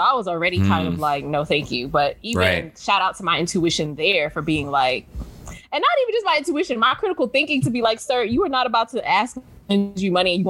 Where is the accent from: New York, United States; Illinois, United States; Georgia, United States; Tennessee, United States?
New York, United States; New York City; I grew up in New York City